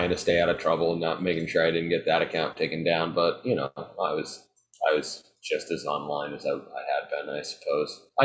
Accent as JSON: {"language": "English", "town": "Marion", "region": "Massachusetts", "country": "United States", "moved": "yes", "said": "I'm from Marion, which is a town near Cape Cod"}